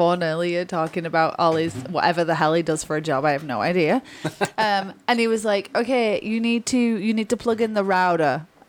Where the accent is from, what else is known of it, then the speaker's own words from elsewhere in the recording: United Kingdom; now in Canada; I might not be in Britain, but I'm still from Britain.